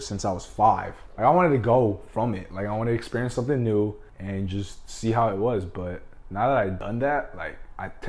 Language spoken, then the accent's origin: English; Los Angeles, California, United States; I'm from